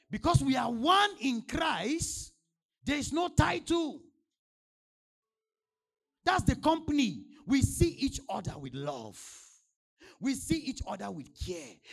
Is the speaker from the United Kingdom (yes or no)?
no; Nigeria; From the day I landed, let me tell you, before I came from Nigeria, they, were, they were sending updates.